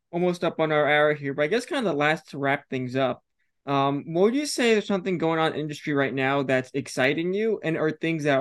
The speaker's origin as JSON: {"language": "English", "region": "California", "country": "United States", "moved": "yes", "lives_now": "Missouri, United States", "said": "I'm originally actually from California."}